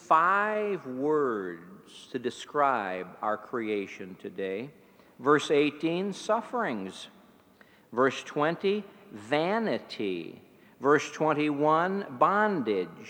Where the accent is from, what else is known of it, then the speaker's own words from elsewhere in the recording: East Chicago, Indiana, United States; moved away; I grew up in East Chicago, Indiana